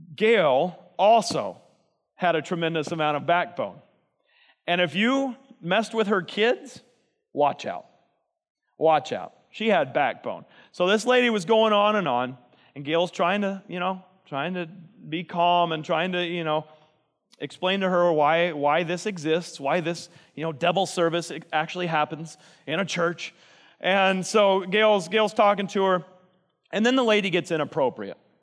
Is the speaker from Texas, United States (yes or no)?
yes; Texas, United States; I'm from Texas